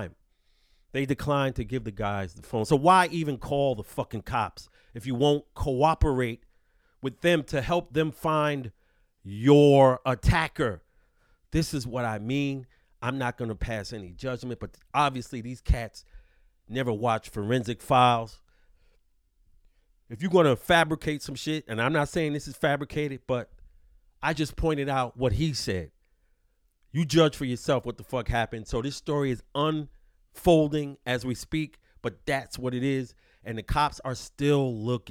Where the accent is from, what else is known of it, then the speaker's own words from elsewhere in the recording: New York City, New York, United States; I'm from New York City, B.